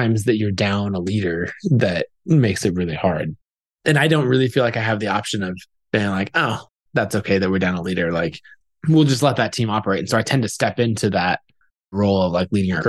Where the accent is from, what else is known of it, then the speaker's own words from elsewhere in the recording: Boise, Idaho, United States; my hometown